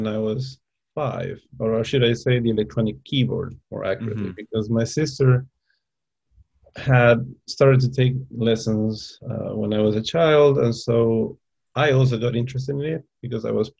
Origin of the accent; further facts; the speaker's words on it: Lima, Peru; English is a second language; moved away as an adult; also born or lived in Miami; I was born in Lima, Peru. My parents are from Lima as well. And we lived in Miami for 1 year, actually, when I was a child